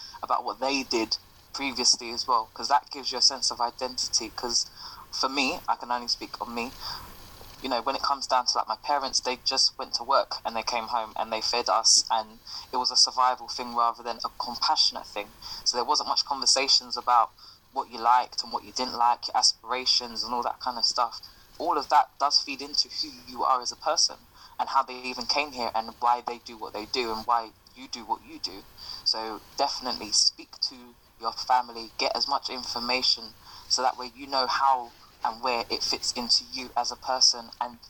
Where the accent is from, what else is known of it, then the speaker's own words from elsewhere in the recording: United Kingdom; my experience as a British Caribbean woman would be different to an experience of an African British woman